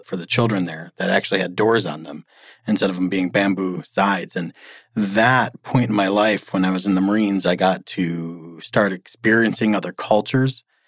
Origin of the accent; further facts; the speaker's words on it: Michigan, United States; moved away as an adult; I grew up in Michigan, and the farthest I went until 17 was